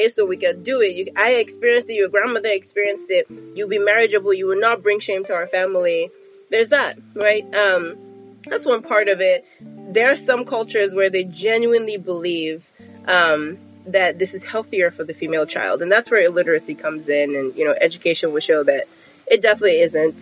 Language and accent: English; Nigeria; now in United States; as a Nigerian